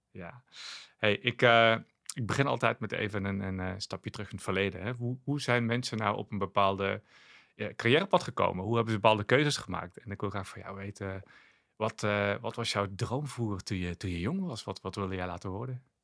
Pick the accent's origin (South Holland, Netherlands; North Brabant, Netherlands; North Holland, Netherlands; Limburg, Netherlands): Limburg, Netherlands; South; moved away; Ik kwam oorspronkelijk uit Zuid-Limburg en dat is toch een beetje terughoudender